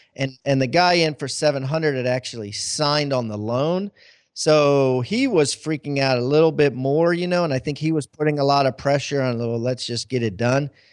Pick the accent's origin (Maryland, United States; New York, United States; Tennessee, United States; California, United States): Maryland, United States; moved away; I'm from Maryland originally